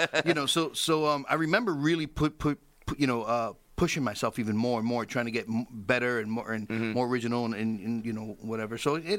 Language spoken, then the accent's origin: English; New York City, New York, United States; I grew up in the Bronx. Yeah, I grew up in the Bronx.